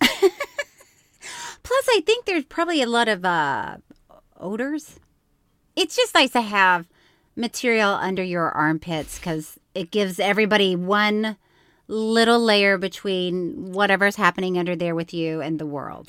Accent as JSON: {"language": "English", "region": "Florida", "country": "United States", "tie": "born or raised there", "said": "I grew up with, in Florida"}